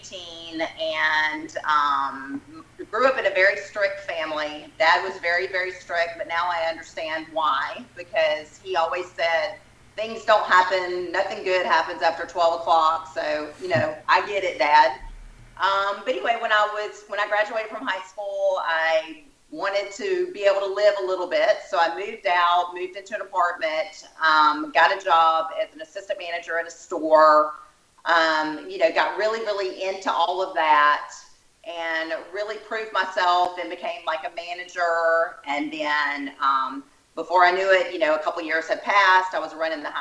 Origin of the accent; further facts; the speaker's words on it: Alabama, United States; accent: little country accent; now in Austin, United States; I'm in Texas now, but I was born in Alabama, so you're probably hearing that little country accent.